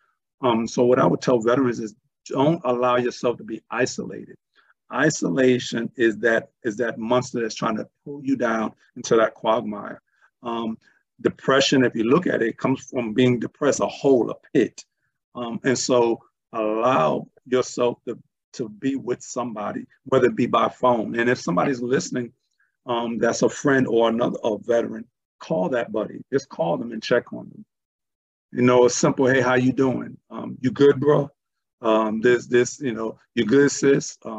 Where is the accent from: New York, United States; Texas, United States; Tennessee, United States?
New York, United States; New York City; growing up in Brooklyn, New York, East Flatbush in the 70s